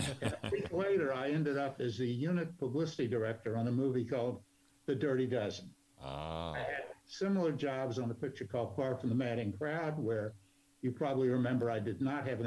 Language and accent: English; Memphis, Tennessee, United States; We grew up in Memphis.